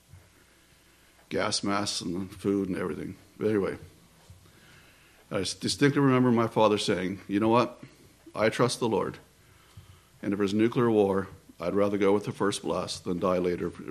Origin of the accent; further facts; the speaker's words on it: close to Washington, D.C., East Coast, United States; I grew up in the East Coast, close to Washington, D.C.